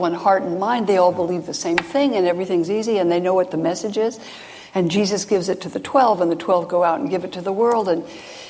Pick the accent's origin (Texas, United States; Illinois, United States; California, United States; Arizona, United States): California, United States; growing up in California, and my family wasn't particularly religious.